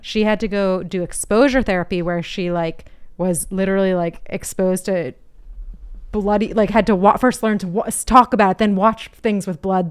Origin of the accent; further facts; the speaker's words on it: Boston, Massachusetts, United States; East Coast, I'm from the Boston area. I'm American